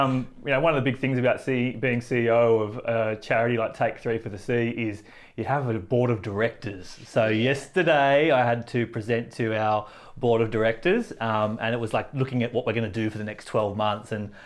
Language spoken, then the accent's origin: English; Central Coast, New South Wales, Australia; where I grew up on the Central Coast is 25 acres of bush.